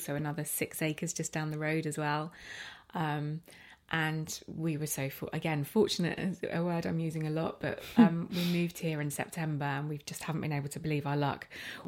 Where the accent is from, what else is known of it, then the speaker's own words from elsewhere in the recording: Arrowton, Isle of Man; But living in that house in Arrowton and, you know, weekends